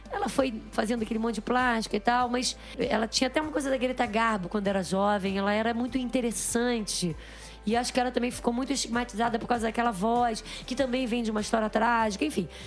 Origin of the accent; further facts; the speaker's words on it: Rio de Janeiro, Brazil; eu também sou da Zona Norte.